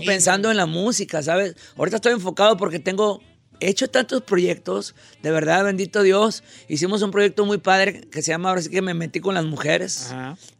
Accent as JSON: {"language": "Spanish", "town": "Concordia", "region": "Sinaloa", "country": "Mexico", "tie": "born or raised there", "said": "Yo soy de Concordia, Sinaloa, un pueblo"}